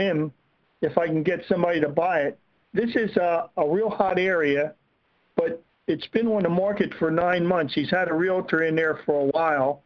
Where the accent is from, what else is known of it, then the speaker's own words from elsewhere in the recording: New Jersey, United States; from New Jersey